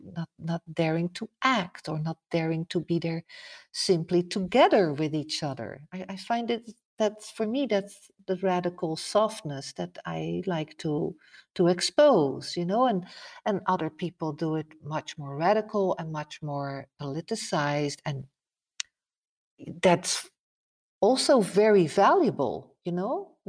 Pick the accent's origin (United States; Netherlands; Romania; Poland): Netherlands; English is a second language; Like, even like, I come from Holland, you would say, wow, that's not so different of North America, but that's not true.